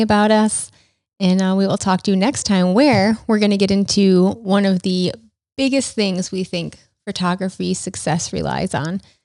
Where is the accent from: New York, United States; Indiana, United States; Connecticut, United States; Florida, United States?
New York, United States; Rochester; growing up in Rochester, my dad worked at Kodak